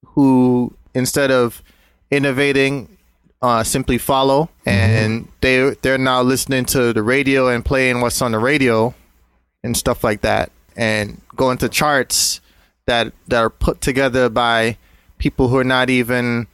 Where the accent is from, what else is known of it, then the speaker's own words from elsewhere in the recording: Jamaica; moved away; also born or lived in Brooklyn, New York; I grew up in Jamaica during the 80s.